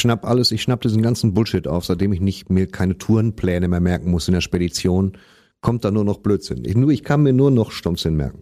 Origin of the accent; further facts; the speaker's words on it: West Germany, Germany; ich komme aus dem Westen